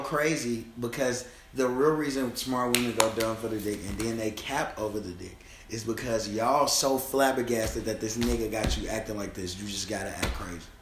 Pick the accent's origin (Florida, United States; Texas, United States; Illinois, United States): Illinois, United States; Chicago; I'm from Chicago.